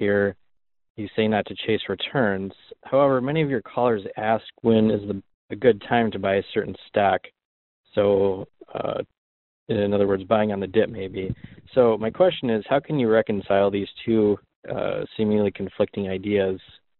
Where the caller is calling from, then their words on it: Michigan, United States; I'm from Michigan.